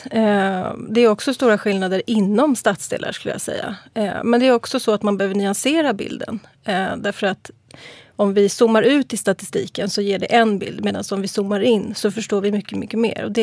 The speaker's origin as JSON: {"language": "Swedish", "town": "Bredäng", "region": "Stockholm County", "country": "Sweden", "tie": "born or raised there", "said": "Ja, jag är från Bredäng. Jag har bott här ja, i 30 år, över 30 år. Jag gick i Bredängsskolan och eh, ja, så jag bott där."}